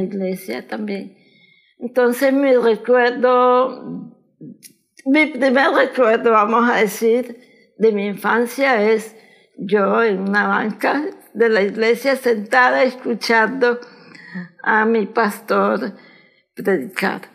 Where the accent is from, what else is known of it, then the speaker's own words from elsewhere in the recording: Managua, Nicaragua; moved away as an adult; now in United States; Nací en Managua.